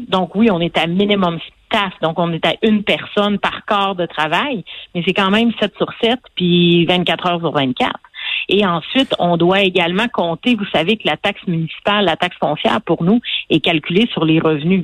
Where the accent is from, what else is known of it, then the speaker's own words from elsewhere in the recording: Quebec, Canada; en tant que Québécois